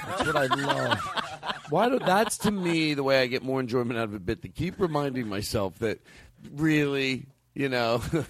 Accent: Alabama, United States; I'm from Alabama.

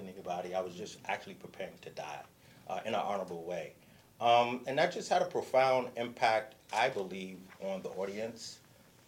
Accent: New York City, New York, United States; Born and raised in Harlem, oldest of five

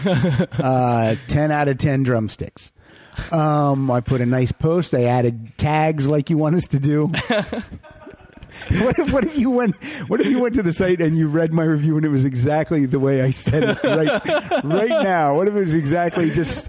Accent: Pennsylvania, United States; when I was growing up in Pennsylvania

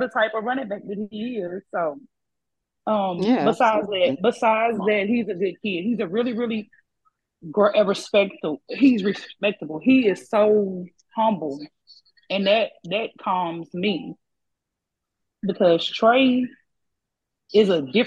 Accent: Mahale, Texas, United States; also born or lived in Arlington, Texas / Waco, Texas; I'm from Mahale, Texas, a small town, you know, by Waco.

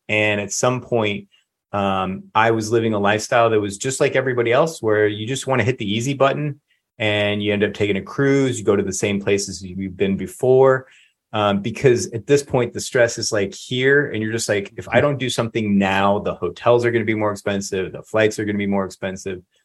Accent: Lakeland, Florida, United States; I'm fifth generation Floridian

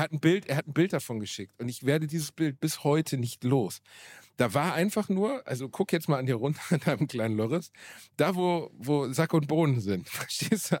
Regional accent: Gelsenkirchen, North Rhine-Westphalia, Germany; in meiner Heimatstadt in einem kleinen, in einem kleinen Club, dem Wohnzimmer Gelsenkirchen

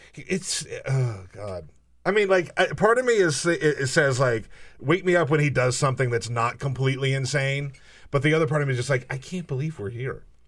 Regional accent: South Carolina, United States; I grew up in South Carolina.

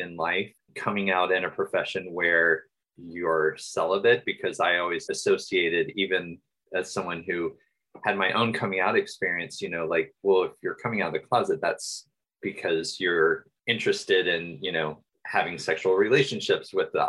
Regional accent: Atlanta, Georgia, United States; I am from Atlanta, but most of my mom's side of the family is from Waycross, Georgia

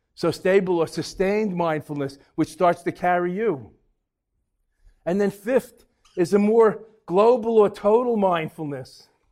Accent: New York, United States; also born or lived in Boston; I'm from New York

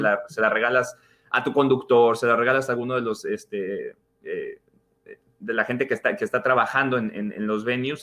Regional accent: Mexico; now in United States; yo nací en México, crecí en México, ahora vivo en los Estados Unidos

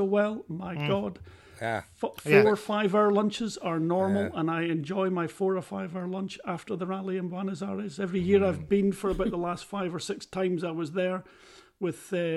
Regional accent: Scotland, United Kingdom; We're from Scotland.

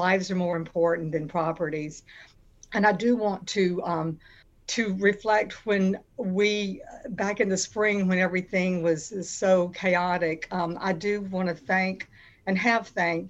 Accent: Atlanta, Georgia, United States; now in Tybee Island, United States; So our thoughts are always with my hometown, Atlanta.

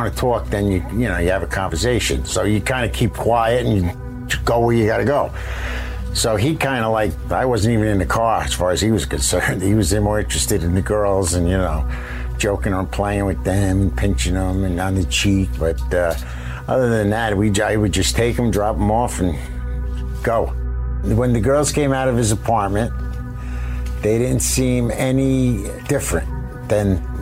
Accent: New Jersey, United States; I'm from New Jersey. I know the area.

